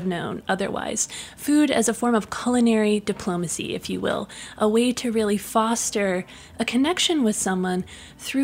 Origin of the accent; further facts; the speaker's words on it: Pittsburgh, Pennsylvania, United States; my mother and my aunts owned and operated gourmet grocery food stores in my hometown of Pittsburgh, Pennsylvania